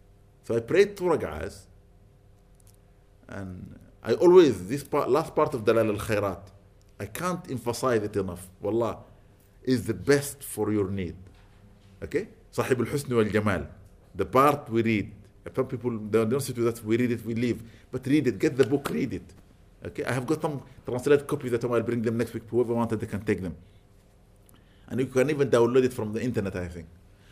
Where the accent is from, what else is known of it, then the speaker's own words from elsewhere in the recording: London, United Kingdom; Where do you come from? I said, I'm London.